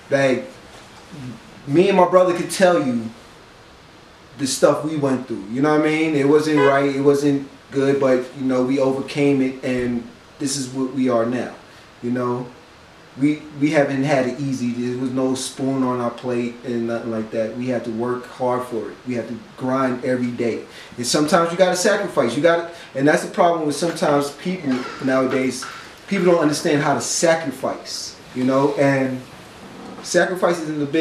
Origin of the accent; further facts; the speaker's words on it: New York City, New York, United States; For a black man in New York, growing up in New York?